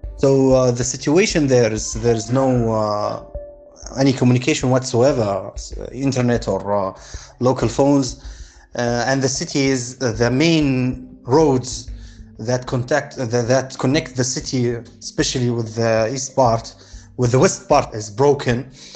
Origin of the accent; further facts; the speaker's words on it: Benghazi, Libya; from Benghazi, Libya